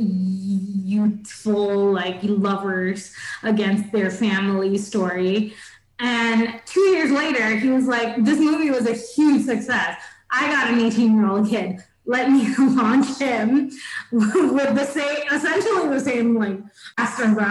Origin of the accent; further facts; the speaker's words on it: Thiruvananthapuram, Kerala, India; accent: Trivandrum; because I'm from Trivandrum, people have like used that accent with me